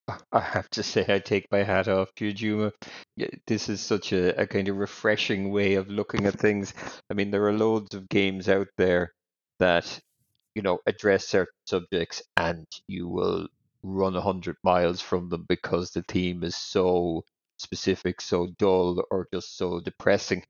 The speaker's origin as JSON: {"language": "English", "country": "Ireland", "said": "I'm Irish"}